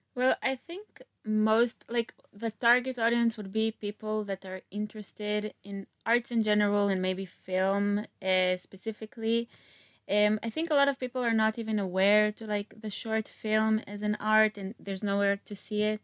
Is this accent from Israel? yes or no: yes; Meitar, Southern District, Israel; also born or lived in Philadelphia; originally, I'm from Meital, which is next to Beersheba, like a small suburb.